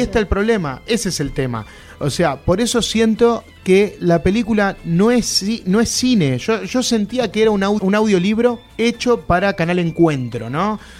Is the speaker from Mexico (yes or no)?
no; Sarandí, Buenos Aires Province, Argentina; en, el viaducto, en Sarandí, que es de donde soy yo